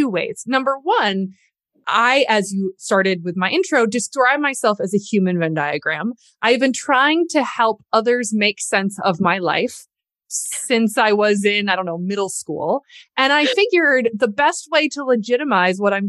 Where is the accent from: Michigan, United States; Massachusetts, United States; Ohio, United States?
Michigan, United States; Lansing; moved away as an adult; also born or lived in Atlanta / New York / Cambridge / Washington, D.C.; I grew up in Lansing, Michigan. I am a seventh generation Michigander.